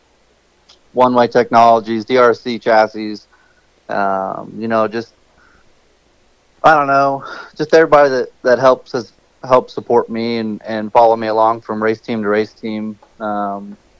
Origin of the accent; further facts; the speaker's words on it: Indianapolis, Indiana, United States; growing up in Indianapolis